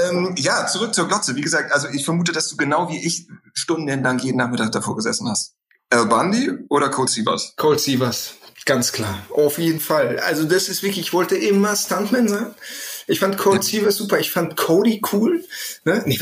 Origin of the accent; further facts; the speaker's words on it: North Rhine-Westphalia, Germany; ich komme jetzt aus dem Ruhrpott, das war ja durchaus etwas prolliger, hatte sowas. Deswegen bin ich damit groß geworden.